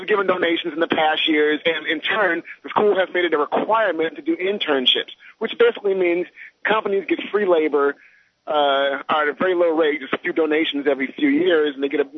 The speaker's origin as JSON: {"language": "English", "region": "California", "country": "United States", "said": "I'm from California"}